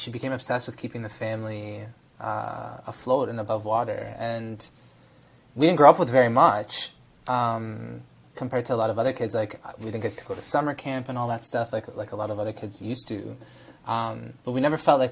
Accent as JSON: {"language": "English", "town": "Toronto", "region": "Ontario", "country": "Canada", "tie": "born or raised there", "also_born_or_lived": "Israel", "said": "I was born in Israel, immigrated to Canada with my mom, and dad when I was a year and a half old. And my sister, was born here in Toronto, in North York"}